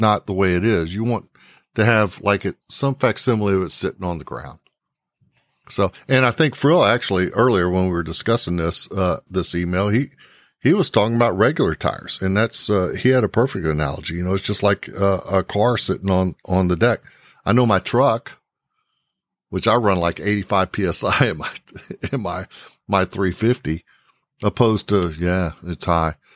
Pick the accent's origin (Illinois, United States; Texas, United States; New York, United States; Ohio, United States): Texas, United States; New Braunfels; I grew up in New Braunfels